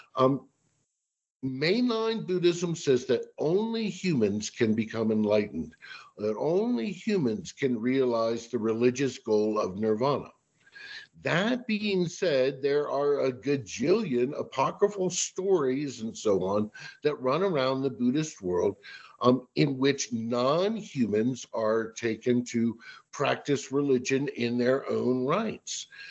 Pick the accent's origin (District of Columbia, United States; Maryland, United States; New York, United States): District of Columbia, United States; Washington; I'm originally from the Washington, D.C. area